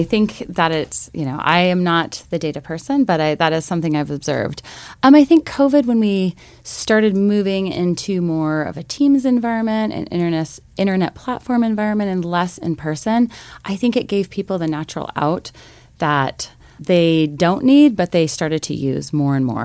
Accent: Missoula, Montana, United States; I grew up actually here in Missoula, Montana

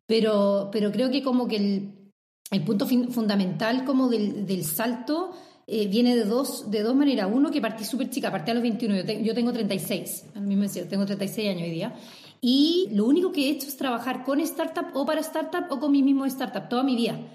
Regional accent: Chile; yo nací en Chile, y por eso siempre digo yo soy chilena, porque mi lugar de nacimiento es Chile.

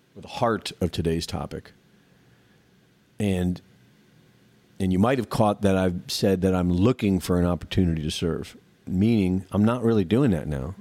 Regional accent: United States; growing up in America

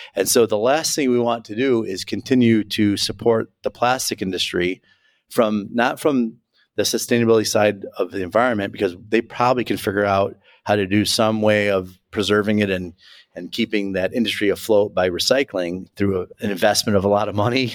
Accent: Chicago, Illinois, United States; I'm a Chicagoan

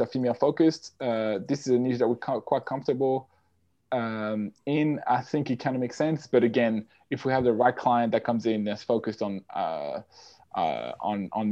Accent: French-speaking Switzerland, Geneva area, Switzerland; English is a second language; moved away as an adult; also born or lived in Australia; now in London, United Kingdom; I'm originally from Switzerland, the French-speaking side of Switzerland, so Geneva area.

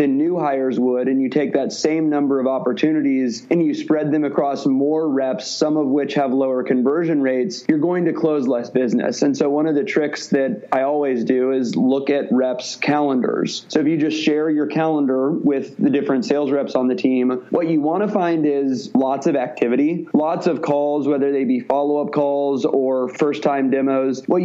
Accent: Midwest, United States; moved away as an adult; also born or lived in Missouri; now in Bay Area, United States; I'm from the Midwest and went to the University of Missouri

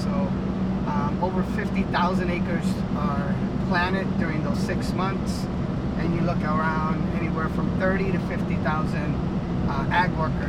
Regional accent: Yuma, Arizona, United States; also born or lived in California; I am a son of, you know, farm worker family, migrant student. You know, I grew up in California and Yuma. Every year we would go back and forth.

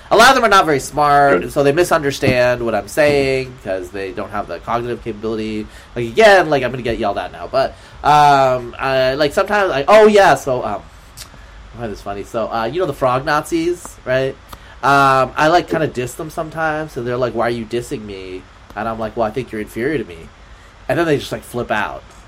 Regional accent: Oregon, United States; I'm from Pacific Northwest. I'm from Oregon

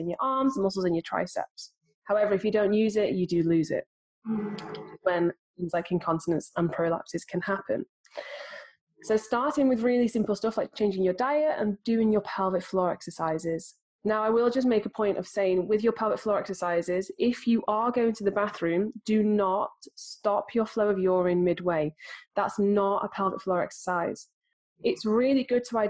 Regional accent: United Kingdom; I'm British

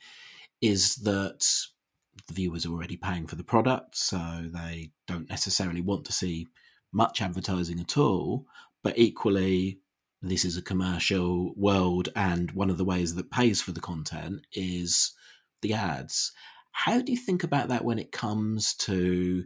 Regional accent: United Kingdom; now in Australia; my accent gives me away, as a person from the UK

